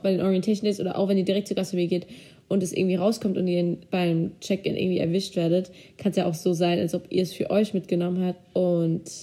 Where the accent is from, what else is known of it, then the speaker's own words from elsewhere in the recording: Germany; also born or lived in Turkey; ich komme ja aus zwei Ländern theoretisch, ich bin ja Türkin und Deutsch, also ich lebe in Deutschland, ich bin Türkin